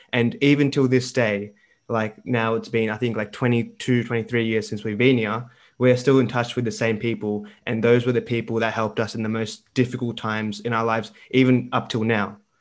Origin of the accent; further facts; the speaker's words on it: Melbourne, Victoria, Australia; also born or lived in Delhi, India; I was born in Delhi as well, came to Melbourne